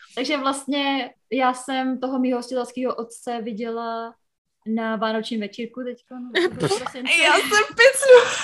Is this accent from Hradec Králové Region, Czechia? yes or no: yes; near Hořice, Hradec Králové Region, Czechia; moved away as an adult; now in United States; přijela jsem z, z kraje Hra, Královéhradeckého. Mm-hmm. Uh, bydlím mhm. u Hořic, Hořice pod Krkonoší, tak v takové vesnice kousek